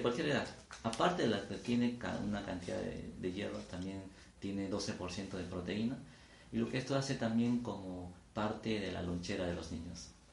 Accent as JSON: {"language": "Spanish", "town": "Sivia", "region": "Ayacucho", "country": "Peru", "tie": "born or raised there", "said": "yo nací en el BRAE, en el distrito de Sibia, provincia de Huanta, de la región Ayacucho."}